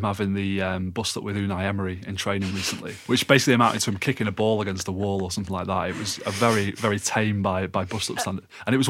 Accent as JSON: {"language": "English", "region": "Scotland", "country": "United Kingdom", "said": "I know as a Scottish football fan, this is clutching at straws in terms of trying to claim some sort of moral pride in our game."}